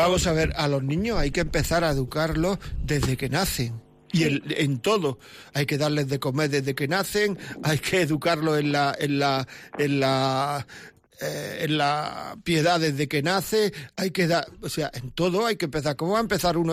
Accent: Granada, Andalusia, Spain; Yo soy de Granada

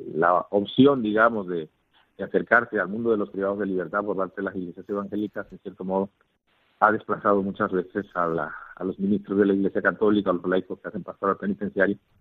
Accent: Puerto Armuelles, Chiriquí, Panama; also born or lived in Valencia, Spain / Zaragoza, Spain / Totonicapán, Guatemala; compartir como panameños una misma experiencia

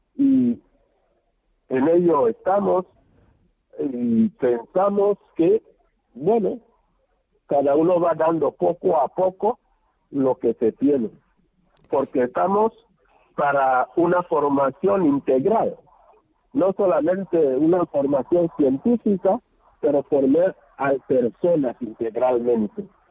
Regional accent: Belebú Balachá, Bioko Sur, Equatorial Guinea; also born or lived in Luba / Cameroon / Democratic Republic of the Congo; now in Malabo, Equatorial Guinea; Yo soy natural de Belebú Balachá. Belebú Balachá es un pueblo que está a 9, 7 kilómetros de, de Lubá

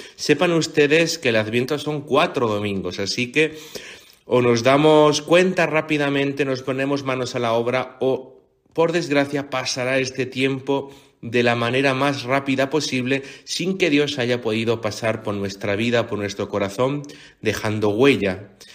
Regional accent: Region of Murcia, Spain; soy de Murcia, del sur, de la costa, de una huerta impresionante y, bella

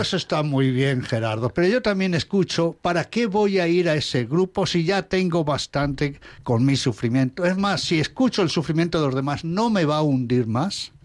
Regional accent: Alba de Tormes, Castile and León, Spain; moved away; mi pueblo, la villa ducal de Alba de Tormes

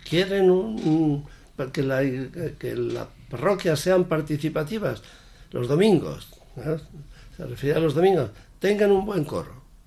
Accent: Sanchidrián, Castile and León, Spain; párroco de mi pueblo, San Chidrián.

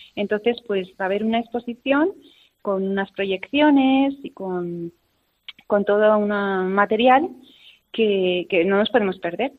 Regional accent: a village in Burgos, Castile and León, Spain; moved away; nací en Burgos, en un pueblecito de Burgos, y por circunstancias de la vida, pues me mandaron interna a un colegio

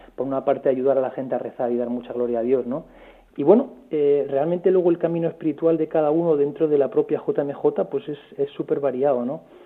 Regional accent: Jaén, Andalusia, Spain; moved away as an adult; also born or lived in Madrid; Soy de Jaén

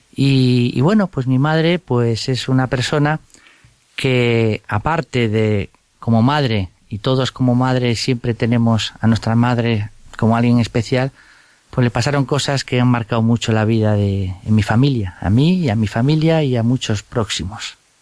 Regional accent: Vigo, Galicia, Spain; Me eduqué en un colegio de los jesuitas, allí en Vigo, yo soy gallego

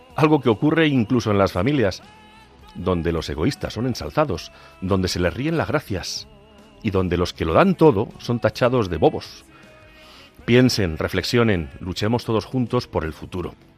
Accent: Agudo, Castilla-La Mancha, Spain; en mi pueblo en Agudo, el lugar en que fui bautizado hace ya algunos años

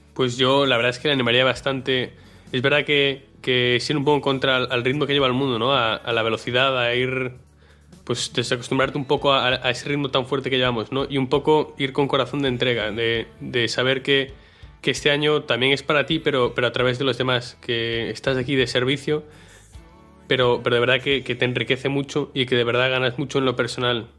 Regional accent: Marín, Galicia, Spain; tengo 19 años, soy de Marín

